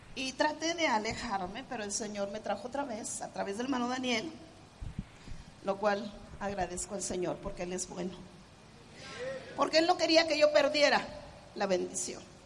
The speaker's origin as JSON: {"language": "Spanish", "country": "Mexico", "said": "como los mexicanos decimos"}